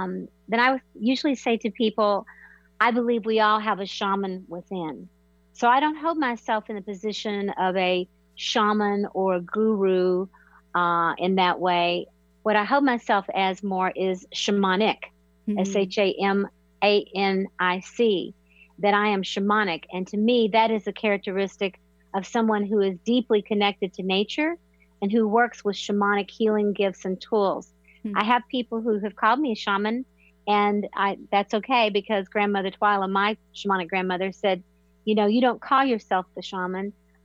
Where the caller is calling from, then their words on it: North Carolina, United States; From the magical blue mountains of Western North Carolina, United States.